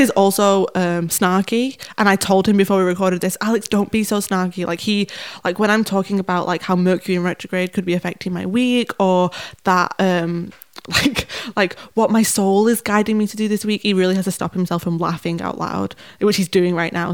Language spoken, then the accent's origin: English; Manchester, North West England, United Kingdom; I'm from Manchester